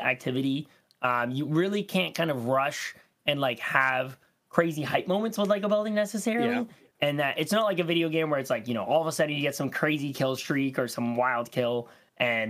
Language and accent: English; Canada